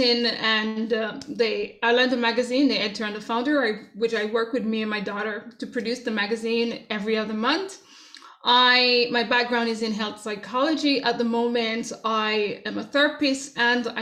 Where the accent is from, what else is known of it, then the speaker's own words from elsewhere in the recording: Jamaica; moved away; growing up in Jamaica